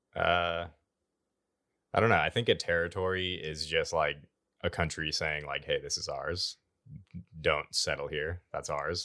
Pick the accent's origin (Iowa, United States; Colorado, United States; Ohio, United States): Iowa, United States; now in Oklahoma, United States; I'm from Iowa